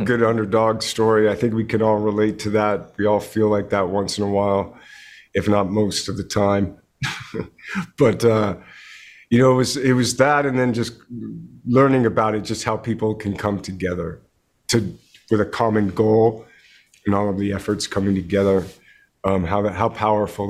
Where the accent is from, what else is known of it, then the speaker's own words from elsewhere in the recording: Canada; I grew up in Canada